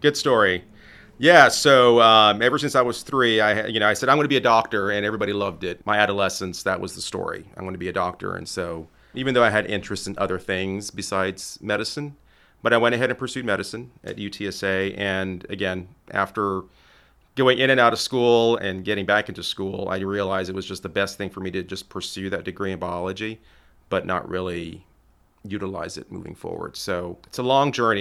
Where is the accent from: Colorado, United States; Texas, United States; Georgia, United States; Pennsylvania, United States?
Texas, United States; Laredo; moved away as an adult; now in Dallas, United States; I'm originally from Laredo, Texas, born and raised